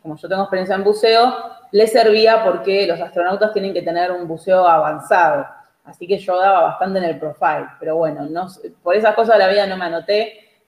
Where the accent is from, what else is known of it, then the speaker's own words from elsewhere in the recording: Argentina; somos los argentinos